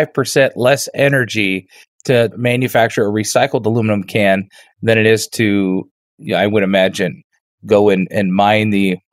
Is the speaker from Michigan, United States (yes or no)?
yes; Detroit, Michigan, United States; I grew up in Detroit, Michigan